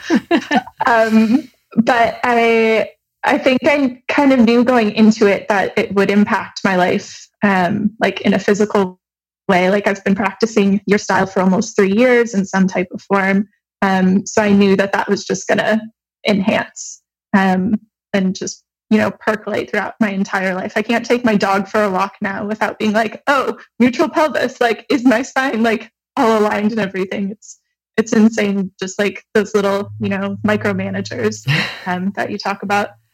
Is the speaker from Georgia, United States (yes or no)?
no; Michigan, United States; now in Montreal, Canada